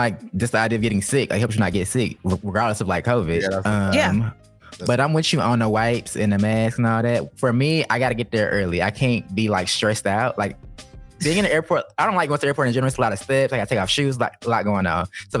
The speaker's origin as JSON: {"language": "English", "town": "Atlanta", "region": "Georgia", "country": "United States", "said": "I'm from Atlanta"}